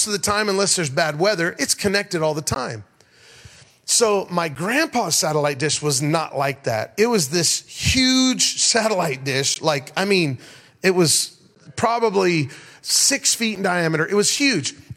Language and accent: English; Denver, Colorado, United States; It's 100 miles out of Denver, Colorado, my hometown